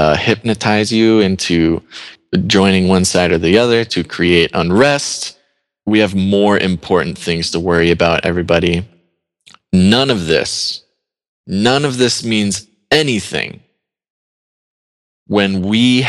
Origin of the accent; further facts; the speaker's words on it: United States; I'm an American